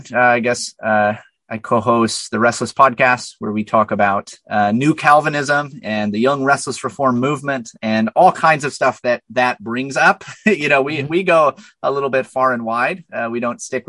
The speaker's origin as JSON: {"language": "English", "town": "La Crosse", "region": "Wisconsin", "country": "United States", "said": "I hail from La Crosse, Wisconsin"}